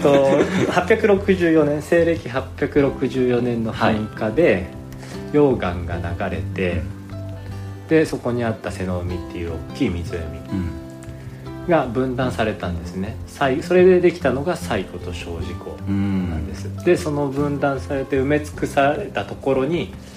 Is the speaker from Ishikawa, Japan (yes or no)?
yes; Ishikawa, Japan; moved away as an adult; now in Yamanashi, Japan; 出身はね石川県です